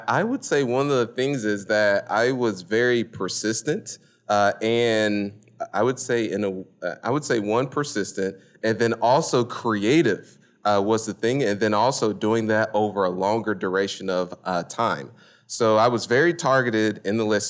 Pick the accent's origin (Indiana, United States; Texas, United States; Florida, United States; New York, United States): Indiana, United States; Indianapolis; moved away as an adult; now in Houston, United States; born and raised in Indianapolis, Indiana